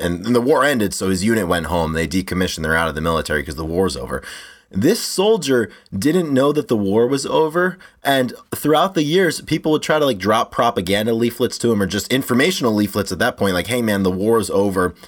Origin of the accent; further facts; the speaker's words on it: United States; growing up in the States